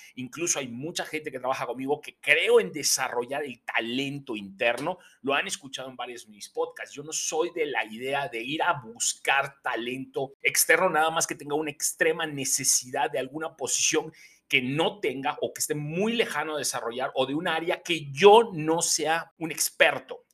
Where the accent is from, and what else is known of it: Mexico